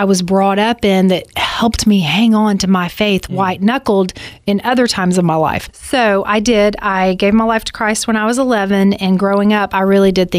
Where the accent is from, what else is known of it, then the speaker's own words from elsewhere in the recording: Alabama, United States; I grew up in Alabama, so I grew up very Southern Baptist